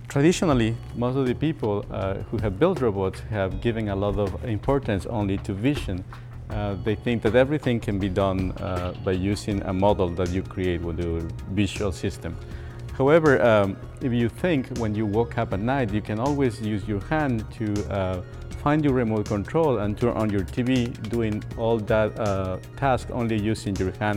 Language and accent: English; Ecuador; moved away as an adult; I grew up in Ecuador